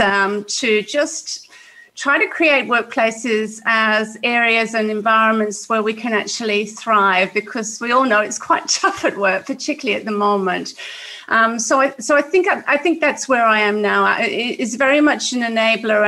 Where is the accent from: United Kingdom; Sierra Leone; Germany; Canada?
United Kingdom; Wales; now in Australia; I grew up in Wales, in Great Britain, in one of those council houses